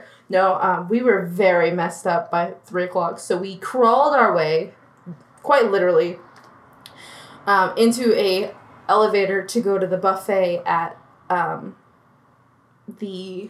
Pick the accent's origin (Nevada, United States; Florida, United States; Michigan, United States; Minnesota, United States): Nevada, United States; Las Vegas; moved away; I grew up in Las Vegas, where, you know, alcohol is very readily available.